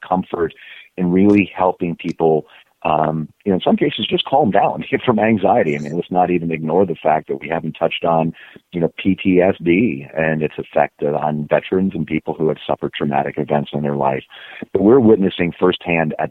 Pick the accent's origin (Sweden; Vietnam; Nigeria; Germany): Germany; moved away; I was originally from Germany and very traditional conservative